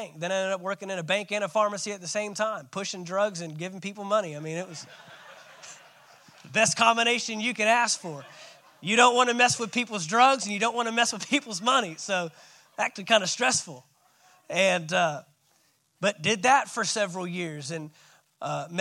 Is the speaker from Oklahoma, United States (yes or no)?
no; Texas, United States; moved away as an adult; I'm a Texan.